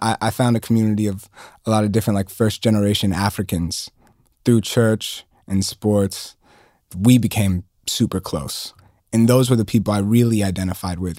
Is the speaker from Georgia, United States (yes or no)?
yes; Atlanta, Georgia, United States; growing up in Atlanta